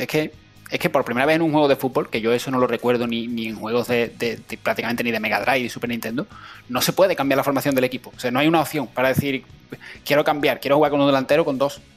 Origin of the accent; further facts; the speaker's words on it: Seville, Andalusia, Spain; now in Cádiz, Spain; ahora, estoy en Cádiz, pero sí, soy, soy de Sevilla